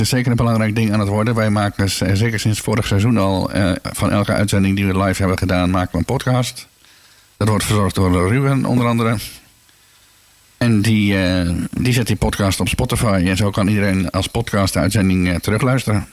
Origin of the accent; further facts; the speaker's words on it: Schalkwijk, Utrecht, Netherlands; moved away as an adult; now in Houten, Netherlands; ik kom oorspronkelijk uit Schalkwijk